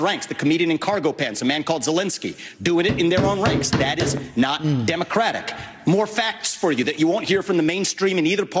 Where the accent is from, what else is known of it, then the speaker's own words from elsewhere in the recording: Ohio, United States; It was my home state of Ohio.